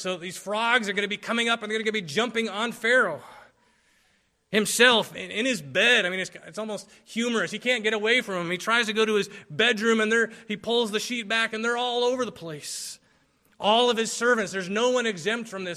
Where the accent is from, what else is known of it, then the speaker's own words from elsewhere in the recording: Philippines; moved away; I grew up in the Philippines